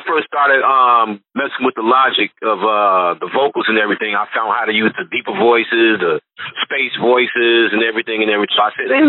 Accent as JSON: {"language": "English", "town": "Chicago", "region": "Illinois", "country": "United States", "said": "So I'm from Chicago."}